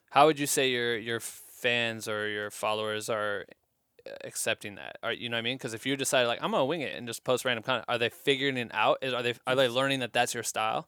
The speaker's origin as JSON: {"language": "English", "town": "Cedar Falls", "region": "Iowa", "country": "United States", "moved": "yes", "lives_now": "Los Angeles, United States", "said": "we're both from Cedar Falls, Iowa"}